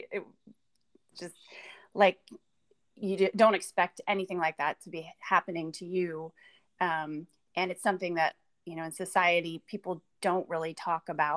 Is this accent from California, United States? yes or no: yes; California, United States; I come from California. Had a pretty normal life